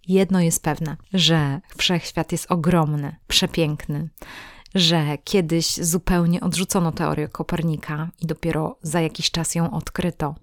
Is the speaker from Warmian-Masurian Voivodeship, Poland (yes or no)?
yes; Olsztyn, Warmian-Masurian Voivodeship, Poland; ja urodziłam się w Olsztynie, to jest moje miasto rodzinne